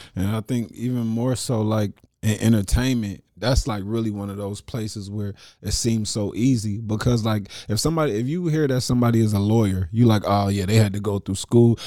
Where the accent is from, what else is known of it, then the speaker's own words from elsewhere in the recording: Dayton, Ohio, United States; I'm from Dayton, Ohio